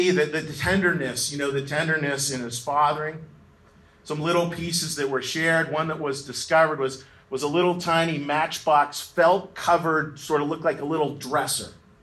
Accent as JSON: {"language": "English", "region": "Western Pennsylvania", "country": "United States", "tie": "born or raised there", "said": "I am from Western Pennsylvania, grew up right over the hill from Reed."}